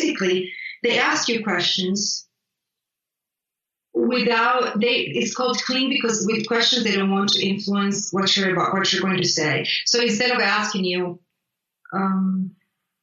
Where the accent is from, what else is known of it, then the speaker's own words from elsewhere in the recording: Italy; English is a second language; moved away; I grew up in Italy